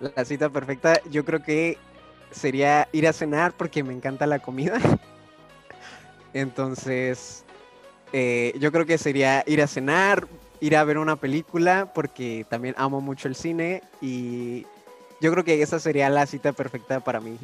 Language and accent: Spanish; Guanajuato, Mexico; now in Tijuana, Mexico; como yo soy de allá de Guanajuato